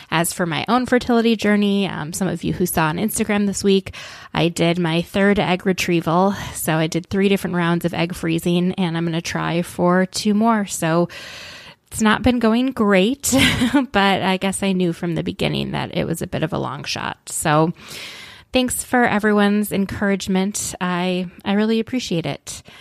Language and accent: English; Minnesota, United States; But growing up in Minnesota, there are people in, you know, Minneapolis that always every year